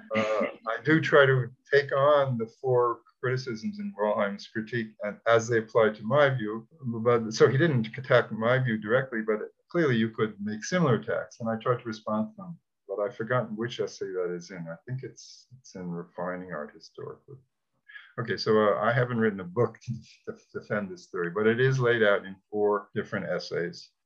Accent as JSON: {"language": "English", "town": "New York City", "region": "New York", "country": "United States", "said": "I'm from Brooklyn"}